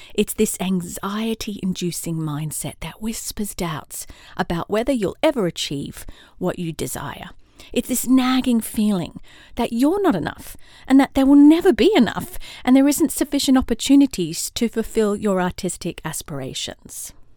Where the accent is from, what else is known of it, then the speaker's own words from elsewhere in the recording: Australia; also born or lived in London / California; now in Atlanta, United States; I'm an Aussie in Atlanta, Georgia, U S